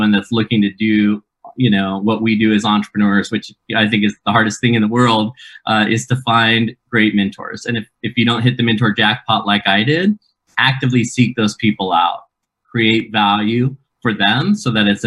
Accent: Keizer, Oregon, United States; moved away as an adult; also born or lived in Provo, Utah; my hometown of Kaiser, Oregon

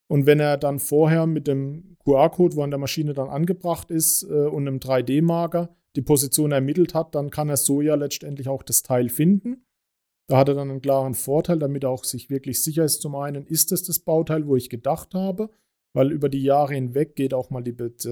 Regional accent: Baden-Württemberg, Germany; Wir kommen ja hier aus Baden, da geht es.

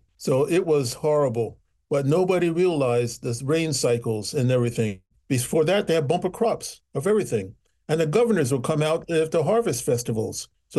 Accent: Michigan, United States; I came from Michigan, and I had to get my car registered and everything like that.

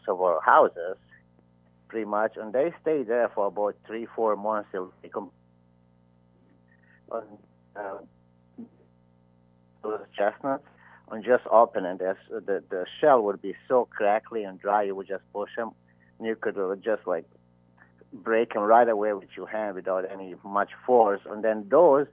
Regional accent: Bosnia & Herzegovina; now in Iowa, United States; I am originally from ex-Yugoslavia, today Bosnia and Herzegovina.

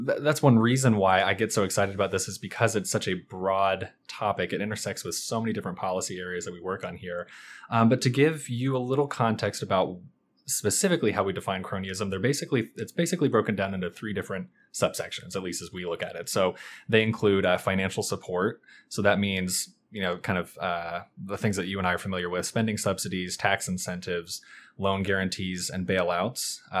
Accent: Kentucky, United States; Sure. So I'm originally from Kentucky. I've lived in the Northern Virginia, D.C. area for about 5 years now.

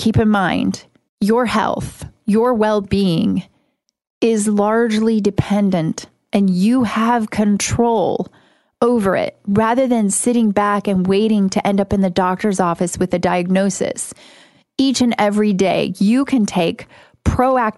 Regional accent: Midwest, United States; I grew up in the Midwest

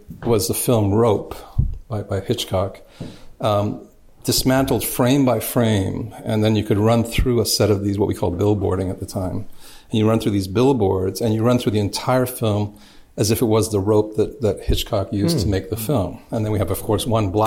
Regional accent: Canada; I was brought up in Canada

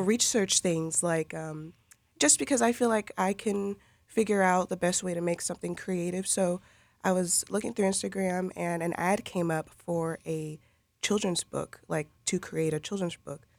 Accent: Lakeland, Florida, United States; I grew up here in Lakeland.

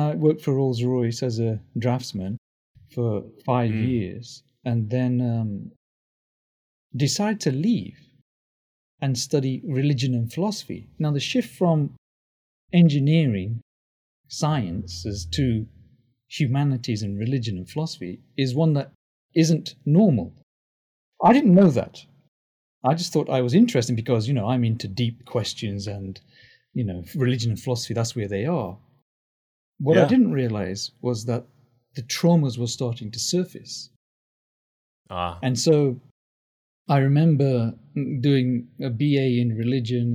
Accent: England, United Kingdom; also born or lived in Tanzania; now in United States; I grew up in England

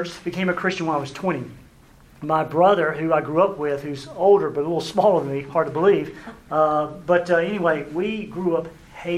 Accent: South Carolina, United States; I'm from South Carolina

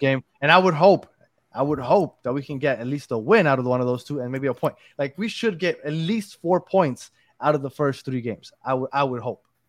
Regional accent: New York, United States; moved away; I'm from New York

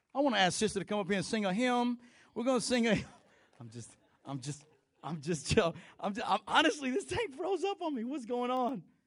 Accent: Texas, United States; I'm Mexican and I'm Texan.

